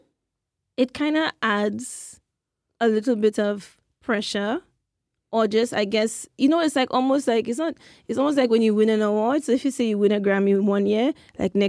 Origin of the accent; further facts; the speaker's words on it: St. Lucia; moved away; that's what we say in St. Lucia